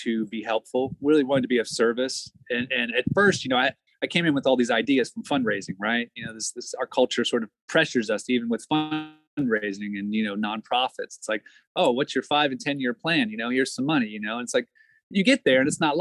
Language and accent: English; Maryland, United States; moved away as an adult; I'm from Maryland originally.